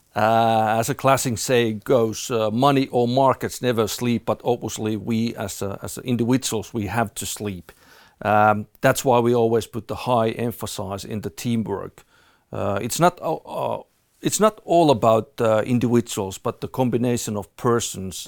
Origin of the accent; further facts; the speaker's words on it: Finland; moved away; I'm originally from Finland